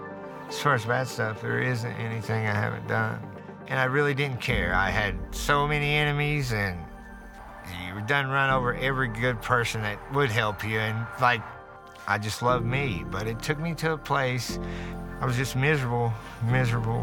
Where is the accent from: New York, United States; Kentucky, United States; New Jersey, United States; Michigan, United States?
Kentucky, United States; Martin County; I grew up in Martin County here